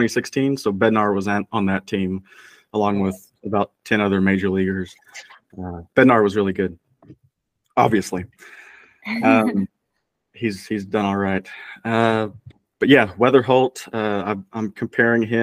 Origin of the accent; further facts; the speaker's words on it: Texas, United States; moved away as an adult; also born or lived in Iowa City, Iowa; now in Cape Cod, United States; growing up in Texas where it's always 100 and humid